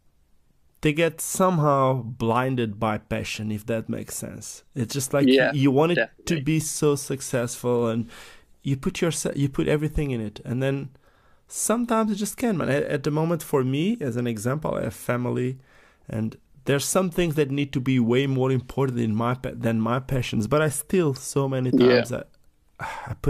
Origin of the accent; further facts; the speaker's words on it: Portugal; I'm from Portugal. It's a small village in Portugal.